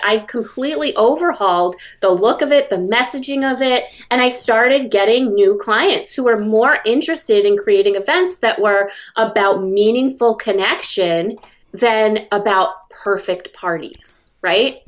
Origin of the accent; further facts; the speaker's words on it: about 90 miles north of New York City, United States; I was raised about 90 miles north of New York City